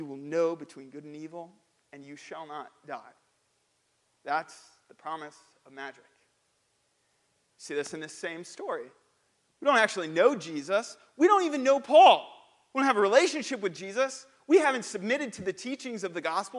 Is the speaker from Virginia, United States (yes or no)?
no; St. Louis, Missouri, United States; I'm from St. Louis